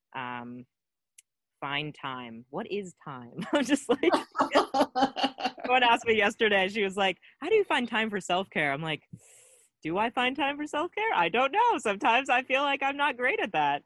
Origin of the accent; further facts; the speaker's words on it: Cincinnati, Ohio, United States; I'm from Cincinnati originally, from here.